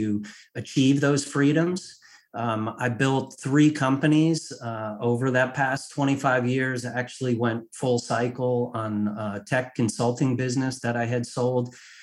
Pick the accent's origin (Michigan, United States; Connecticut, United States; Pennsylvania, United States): Connecticut, United States; moved away as an adult; also born or lived in Washington, D.C.; I was raised in Connecticut in a middle-class family